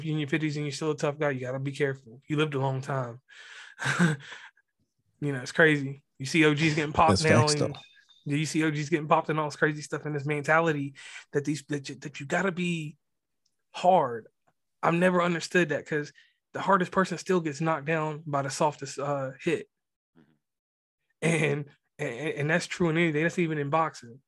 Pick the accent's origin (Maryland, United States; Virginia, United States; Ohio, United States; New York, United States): Virginia, United States; rural; moved away as an adult; now in West Virginia, United States; Growing up in Virginia